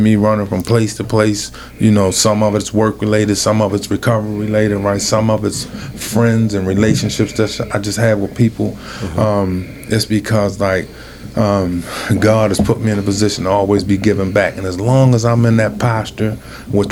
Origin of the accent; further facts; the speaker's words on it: Baltimore, Maryland, United States; I'm from West Baltimore